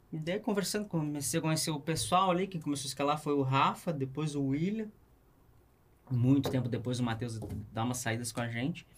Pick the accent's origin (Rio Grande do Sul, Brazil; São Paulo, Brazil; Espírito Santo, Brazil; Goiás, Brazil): Rio Grande do Sul, Brazil; Canoas; also born or lived in Porto Alegre; now in Nova Santa Rita, Brazil; eu nasci em Porto Alegre, eu me criei em Canoas